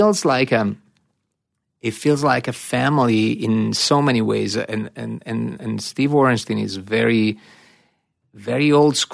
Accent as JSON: {"language": "English", "country": "Italy", "tie": "born or raised there", "moved": "yes", "said": "growing up in Italy"}